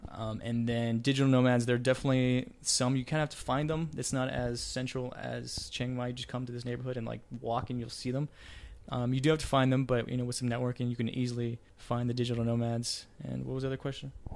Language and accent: English; Texas, United States; I'm from Texas, and even then it's cold in Texas.